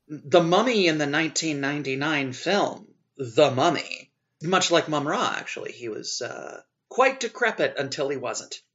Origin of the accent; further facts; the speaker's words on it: Louisiana, United States; I am from Louisiana